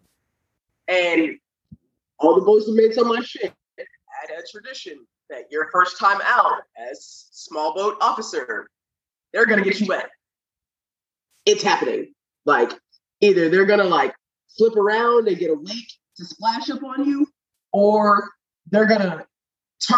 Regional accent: Kansas City, United States; moved away; I'm from Kansas City

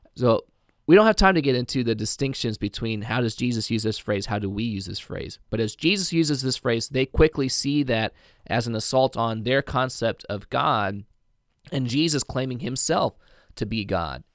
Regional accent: Indiana, United States; I'm from Indiana

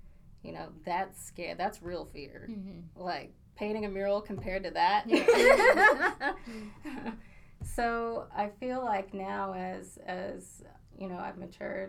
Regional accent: Abilene, Texas, United States; accent: northern accent; also born or lived in Maryland / Spokane, Washington; and I came to Abilene when I was 8. And when I came here, it was kind of a whole new world. I came from Spokane, Washington, mm-hmm.

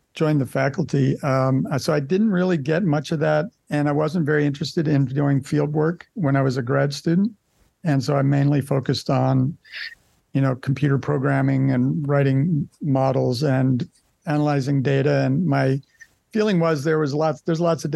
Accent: Baltimore, Maryland, United States; moved away as an adult; now in Hawaii, United States; I grew up in an urban area. I grew up in Baltimore City

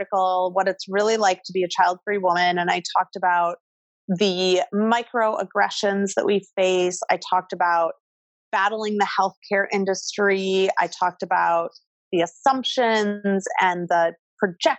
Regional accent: Midwest, United States; now in New York City, United States; I grew up in the Midwest.

